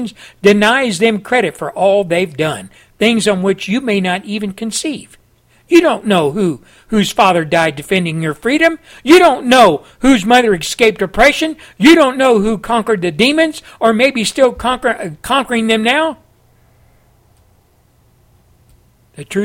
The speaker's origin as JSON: {"language": "English", "country": "United States", "tie": "born or raised there", "said": "As an American, born and raised here in a poor family that had nothing"}